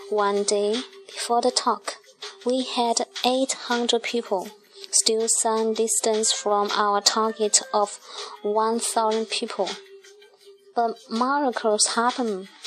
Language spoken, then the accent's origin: English; Kram, Johor, Malaysia; I grew up in Kram, Johor, Malaysia. I'm 51 this year and was married before, and I have two beautiful sons. I came from a poor family, and I was the eldest in my family.